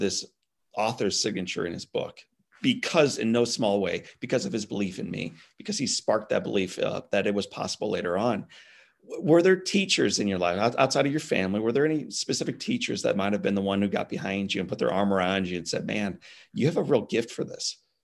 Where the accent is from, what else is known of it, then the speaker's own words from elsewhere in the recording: Midwest, United States; I'm a Midwest guy myself